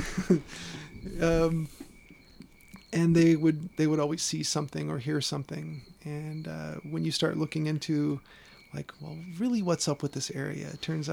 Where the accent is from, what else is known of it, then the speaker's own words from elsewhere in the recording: Chicago, Illinois, United States; where I grew up in Chicago